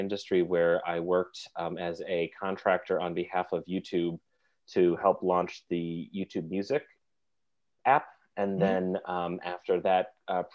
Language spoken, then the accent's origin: English; Finger Lakes region, upstate New York, United States; moved away as an adult; also born or lived in Oneonta, New York; now in New York City, United States; I'm a musician, bassist, and a songwriter from upstate New York. I'm from the Finger Lakes region